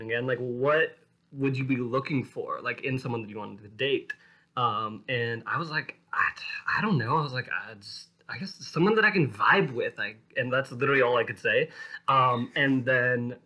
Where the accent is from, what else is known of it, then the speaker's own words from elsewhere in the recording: Suwanee, Georgia, United States; I was born and raised in Georgia